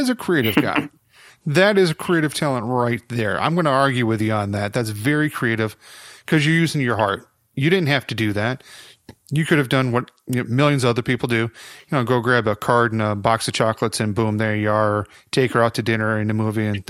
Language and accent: English; Rockford, United States; my hometown Rockford